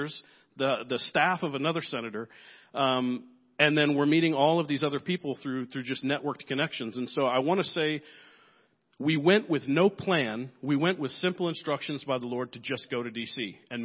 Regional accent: Nigeria; I'm here from Nigeria

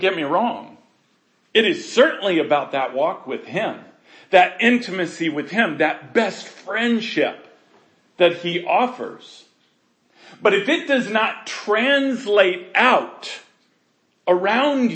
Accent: United States; we were raised in America

